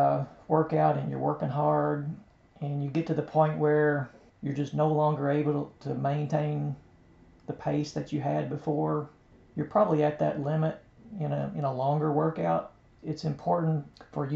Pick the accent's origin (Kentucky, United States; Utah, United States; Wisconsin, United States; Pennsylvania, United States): Kentucky, United States; we're from Kentucky